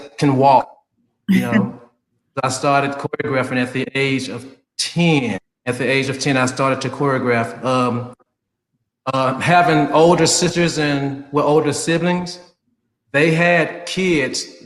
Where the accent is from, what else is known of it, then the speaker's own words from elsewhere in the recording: Memphis, Tennessee, United States; now in Sarasota, United States; born and raised in Memphis, Tennessee